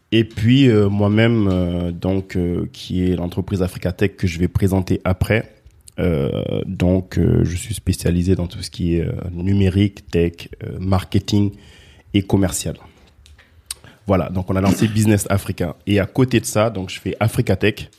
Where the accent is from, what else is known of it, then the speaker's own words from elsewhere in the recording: France; also born or lived in Guinea; moi je suis né en Guinée, je suis venu en France, j'ai grandi ici.